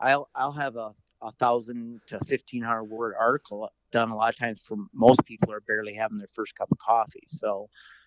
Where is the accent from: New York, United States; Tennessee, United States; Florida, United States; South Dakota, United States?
South Dakota, United States; moved away; growing up in South Dakota, I did a lot of bird hunting. And then since I've moved west